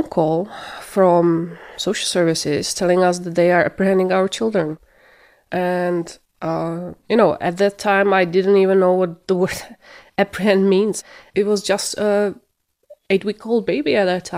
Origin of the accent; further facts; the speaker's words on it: Czechia; moved away as an adult; now in Kitchener, Canada; We are from the Czech Republic. We came in 2015.